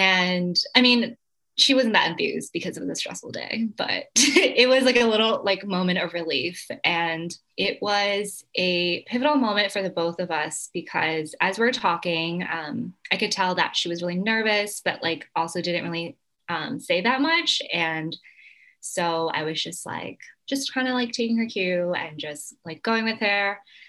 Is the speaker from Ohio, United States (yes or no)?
no; Philadelphia, Pennsylvania, United States; which is another fun connection because I'm also from Philly.